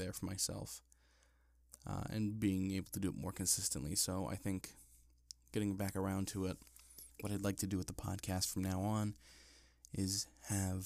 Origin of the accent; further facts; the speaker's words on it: Ebensburg, Pennsylvania, United States; I wrote a book on the history of my hometown called The Civilized Mountain, The Story of Ebensburg